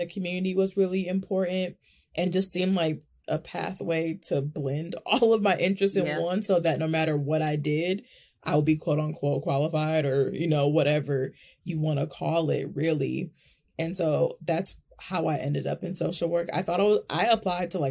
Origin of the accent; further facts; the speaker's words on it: Milwaukee, Wisconsin, United States; I'm born and raised in Milwaukee, Wisconsin, Midwest girl through and through.